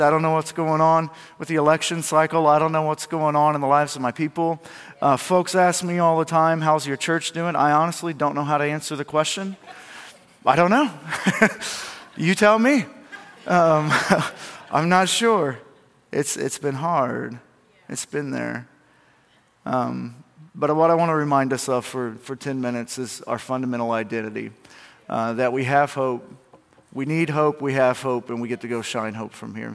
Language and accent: English; United States; I'm from Milamont. It's not even a town. We don't even have population